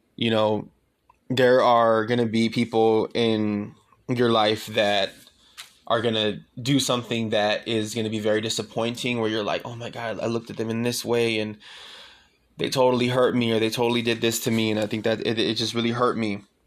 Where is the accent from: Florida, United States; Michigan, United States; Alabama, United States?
Michigan, United States; Pontiac; now in Austin, United States; moving all the way across the country from my hometown in Pontiac, Michigan, all the way to Austin